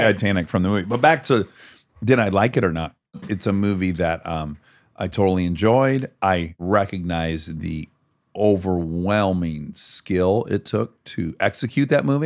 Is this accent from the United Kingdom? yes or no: no; United States; I'm American